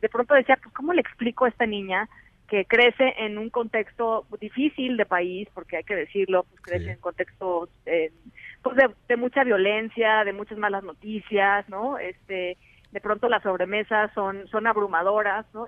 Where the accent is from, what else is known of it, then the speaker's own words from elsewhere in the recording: Mexico; ese mosaico que somos los mexicanos